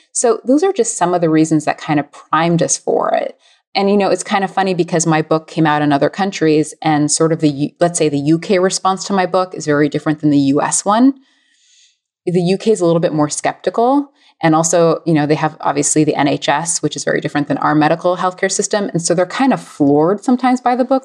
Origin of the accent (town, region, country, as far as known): United States